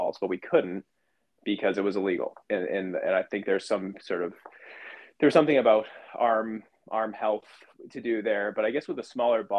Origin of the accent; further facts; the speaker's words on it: Northeast, United States; growing up in the Northeast